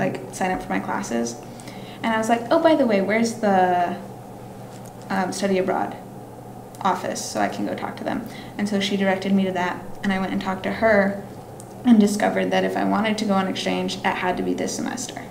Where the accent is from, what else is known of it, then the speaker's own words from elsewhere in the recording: Alaska, United States; moved away as an adult; also born or lived in Nevada; now in Puerto Rico; All my memories are in Alaska.